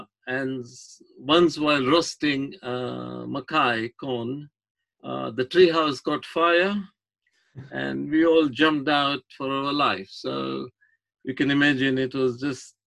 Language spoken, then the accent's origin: English; Kenya; also born or lived in Nakuru, Kenya / India; I was born in Nakuru in Kenya